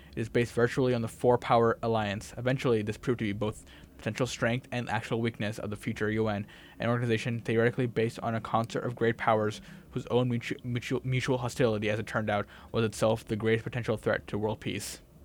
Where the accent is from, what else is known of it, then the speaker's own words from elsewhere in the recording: Massachusetts, United States; I'm from Massachusetts